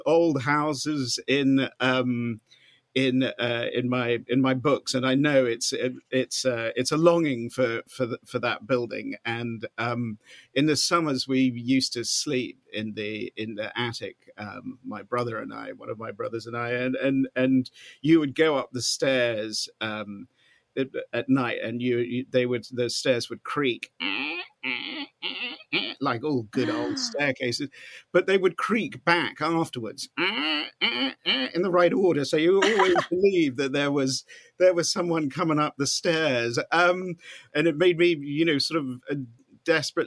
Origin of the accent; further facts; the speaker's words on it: Norfolk, East of England, United Kingdom; moved away as an adult; now in Austin, United States; I was born in Norfolk, and still love my home county very much indeed